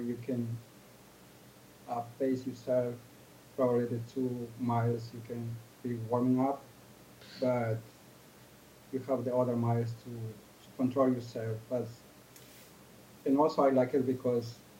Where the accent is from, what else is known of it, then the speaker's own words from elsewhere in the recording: Ecuador; now in Chicago, United States; I'm from Ecuador. I came to Chicago in 1996.